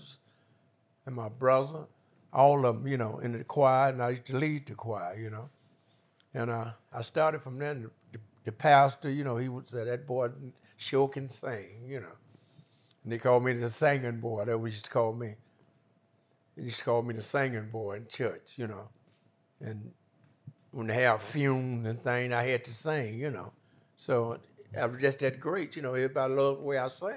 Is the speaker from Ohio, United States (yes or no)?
no; Mississippi, United States; moved away; also born or lived in Chicago; I was born in Mississippi